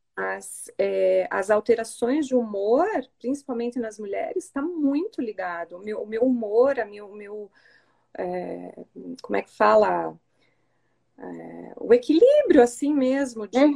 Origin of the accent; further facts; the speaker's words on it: Curitiba, Paraná, Brazil; sou de Curitiba, tenho 43